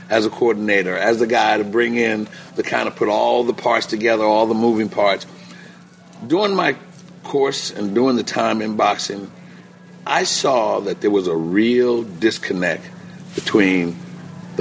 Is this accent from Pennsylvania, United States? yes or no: yes; Philadelphia, Pennsylvania, United States; also born or lived in Nebraska; I started in Philly, coming from Philadelphia, and still living in Philly. Went through high school in Philly